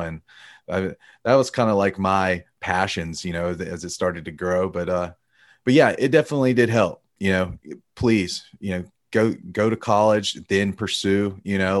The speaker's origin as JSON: {"language": "English", "region": "Alabama", "country": "United States", "tie": "born or raised there", "said": "I grew up in Alabama, a Bama boy."}